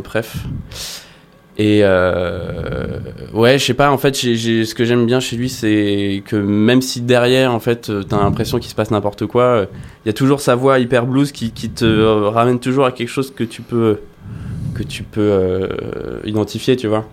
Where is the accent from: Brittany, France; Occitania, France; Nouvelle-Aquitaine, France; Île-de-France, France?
Nouvelle-Aquitaine, France; La Rochelle; je, me baladais à La Rochelle, là où j'ai grandi